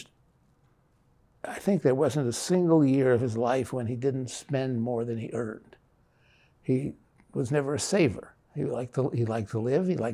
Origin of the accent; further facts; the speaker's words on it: Midwest, United States; growing up in the Midwest, mostly, we grew up in a world where anywhere between 80 and 90% of the people we knew were Christians.